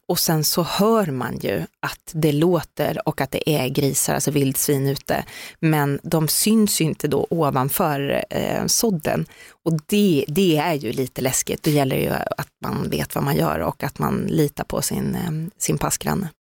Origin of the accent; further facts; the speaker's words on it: Skövde, Västra Götaland, Sweden; Jag är från Skövde